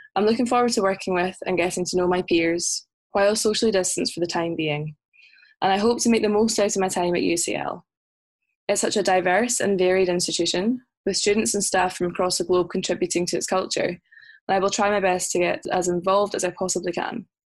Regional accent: Loch Lomond, Scotland, United Kingdom; moved away as an adult; also born or lived in Glasgow; now in London, United Kingdom; I'm originally from Loch Lomond, less than one hour outside of Glasgow, in Scotland

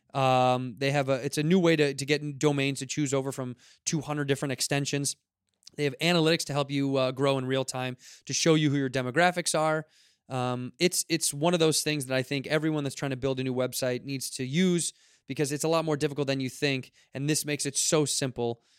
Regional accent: Chicago, Illinois, United States; moved away; Chicago, my hometown

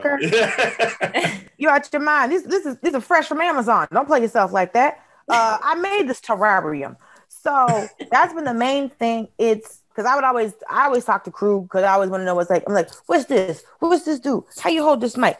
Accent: Georgia, United States; born or raised there

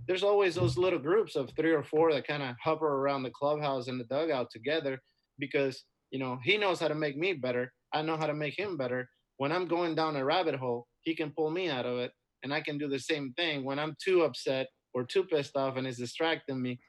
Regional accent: Dominican Republic; moved away as an adult; also born or lived in Florida; Growing up in the Dominican was great. I had a great, you know, upbringing and a great childhood

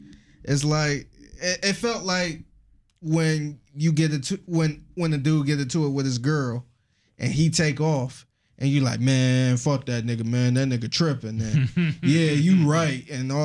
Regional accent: New York, United States; And, you know, I'm from New York.

